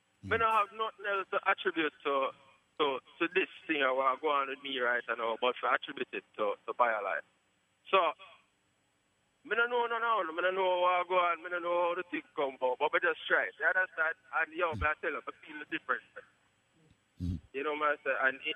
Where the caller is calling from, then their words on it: Poughkeepsie, New York, United States; From upstate New York.